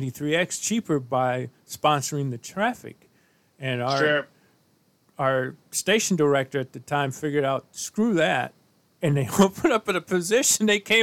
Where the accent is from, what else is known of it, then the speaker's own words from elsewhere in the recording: St. Louis, Missouri, United States; And I was born and raised in St. Louis.